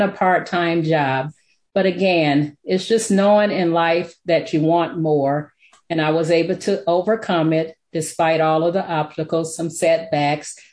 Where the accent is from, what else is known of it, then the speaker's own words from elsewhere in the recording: Alexandria, Louisiana, United States; moved away; also born or lived in Detroit, Michigan; I grew up in Alexandria, Louisiana